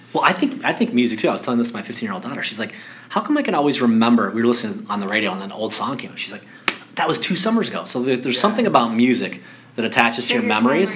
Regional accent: Colorado, United States; I grew up in Colorado

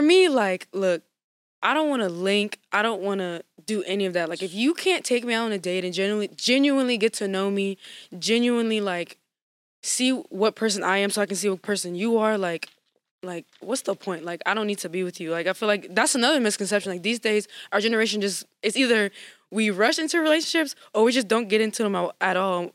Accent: Lafayette, Louisiana, United States; I'm from Lafayette, Louisiana

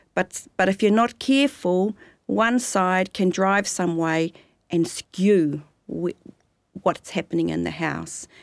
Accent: Rotorua, Bay of Plenty, New Zealand; also born or lived in Te Ātiawa area (Wellington region); then moved to Rotorua.

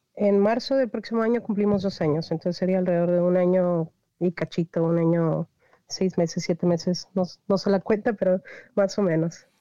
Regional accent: Reynosa, Tamaulipas, Mexico; moved away as an adult; also born or lived in Río Bravo; Yo soy originaria de Reynosa, Tamaulipas

